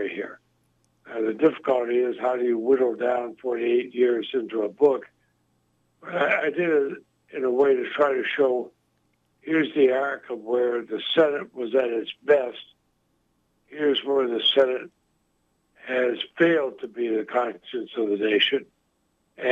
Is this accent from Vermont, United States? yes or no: yes; Vermont, United States; my home state of Vermont. We both grew up there